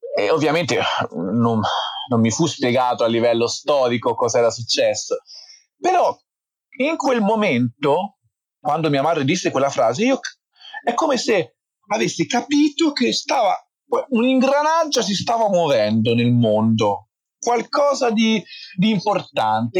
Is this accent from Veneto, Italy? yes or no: no; Forte dei Marmi, Tuscany, Italy; sono nato e cresciuto in Toscana a Forte dei Marmi